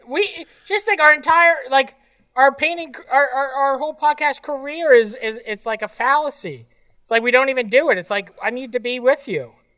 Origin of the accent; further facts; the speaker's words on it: Fort Erie, Ontario, Canada; a kid growing up in Fort Erie